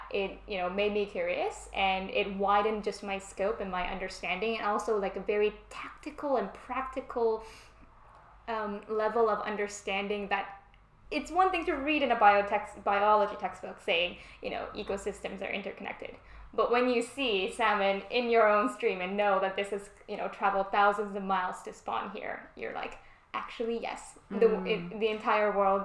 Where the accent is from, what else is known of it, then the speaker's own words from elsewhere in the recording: Vancouver, British Columbia, Canada; moved away as an adult; now in United Kingdom; I grew up in Vancouver, Canada.